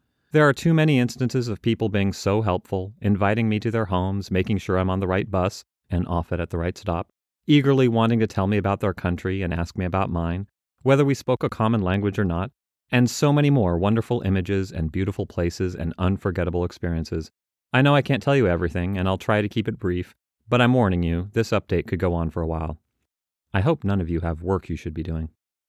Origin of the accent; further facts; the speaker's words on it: Australia; Fools, don't they know I'm Australian?